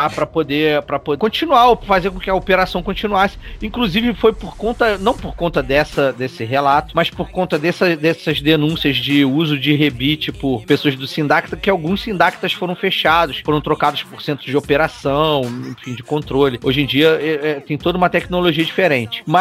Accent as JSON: {"language": "Portuguese", "town": "Petrópolis", "region": "Rio de Janeiro", "country": "Brazil", "said": "Eu sou de Petrópolis."}